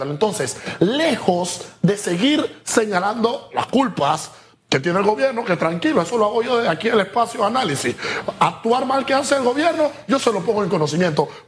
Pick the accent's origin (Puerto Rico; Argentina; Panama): Panama; nosotros como panameños